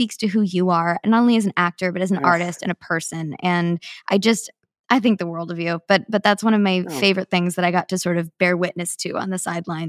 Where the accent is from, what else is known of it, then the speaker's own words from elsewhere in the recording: Kansas City, Missouri, United States; I would love that. I grew up in Kansas City. Chicago is my favorite city in the U.S. to eat in.